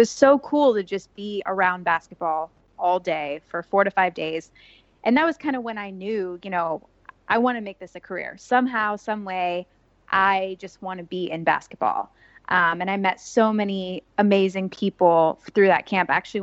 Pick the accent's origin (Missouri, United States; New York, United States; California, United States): California, United States; Los Angeles; moved away as an adult; also born or lived in Memphis; now in Portland, United States; I'm from Los Angeles originally